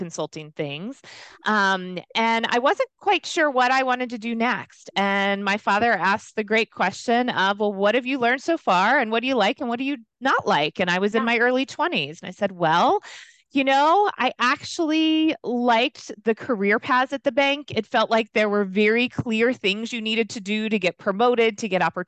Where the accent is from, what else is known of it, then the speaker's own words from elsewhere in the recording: Louisiana, United States; moved away as an adult; also born or lived in Virginia; I grew up in the South. So kind of typical from that perspective in terms of what I was involved in, what I wasn't involved in, but I decided to make a big leap and go to school in Virginia, which when you grow up in Louisiana, that seems far away